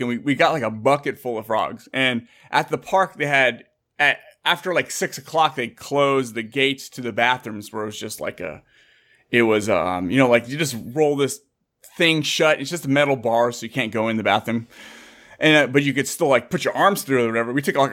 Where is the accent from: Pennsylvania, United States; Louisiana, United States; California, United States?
California, United States; San Jose; I grew up in San Jose, Santa Clara.